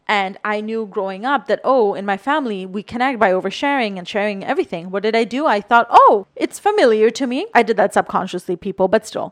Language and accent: English; Bangladesh; moved away; I was born and raised in Bangladesh, and I'm South Asian